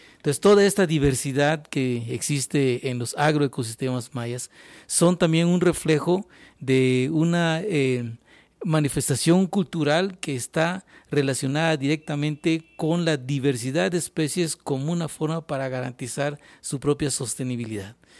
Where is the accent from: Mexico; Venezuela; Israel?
Mexico